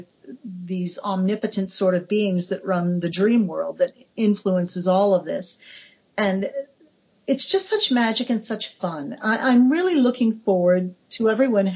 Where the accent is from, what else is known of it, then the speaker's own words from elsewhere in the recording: United States; I'm American, my country is 200 years old